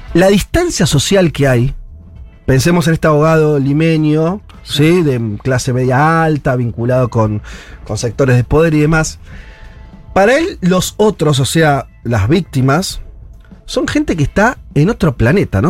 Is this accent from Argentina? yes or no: yes; Argentina